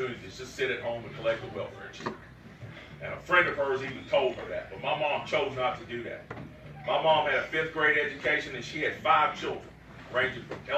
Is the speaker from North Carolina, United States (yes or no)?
yes; Greensboro, North Carolina, United States; born and raised in Greensboro with the Greensboro City Schools